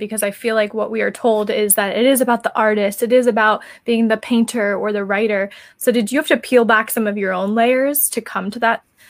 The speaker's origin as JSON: {"language": "English", "region": "New Jersey", "country": "United States", "said": "we're both from New Jersey"}